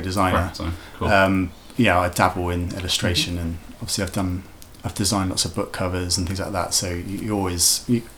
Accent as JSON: {"language": "English", "area": "Wiltshire", "region": "South West England", "country": "United Kingdom", "also_born_or_lived": "Cardiff", "moved": "as an adult", "said": "I'm originally from Wiltshire, so living in the country"}